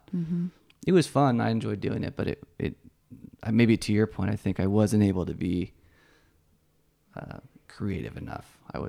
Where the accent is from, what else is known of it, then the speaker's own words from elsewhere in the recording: San Francisco, California, United States; also born or lived in Menlo Park / Salinas / Paso Robles; Lots of places. We were Bay Area, San Francisco originally.